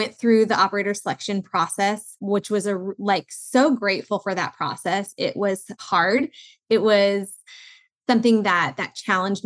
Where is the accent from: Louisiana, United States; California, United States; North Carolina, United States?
California, United States; Southern; I grew up in Southern California where we were an emerging market